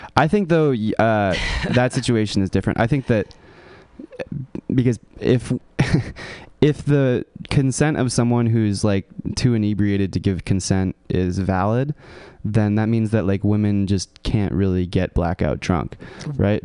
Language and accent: English; California, United States; I grew up in California. I was like a hippie, like La Honda kind of guy